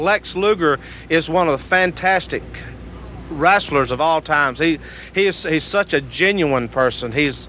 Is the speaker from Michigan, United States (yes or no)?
yes; Wyandotte, Michigan, United States; I'm from Wyandotte, Michigan.